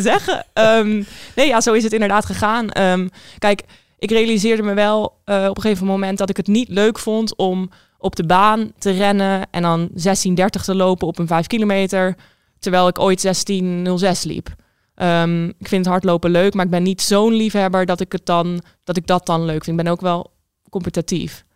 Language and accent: Dutch; Rijswijk, South Holland, Netherlands; now in Arnhem, Netherlands; Ik ben opgegroeid in Rijswijk